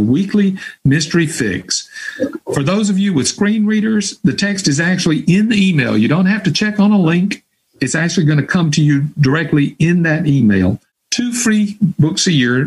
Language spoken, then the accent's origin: English; Hattiesburg, Mississippi, United States; my hometown of Hattiesburg, Mississippi